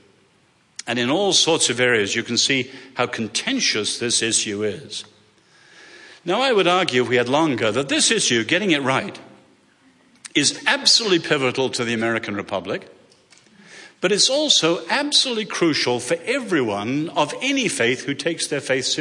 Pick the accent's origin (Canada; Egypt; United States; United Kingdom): United Kingdom; England; accent: English; moved away; I'm an Englishman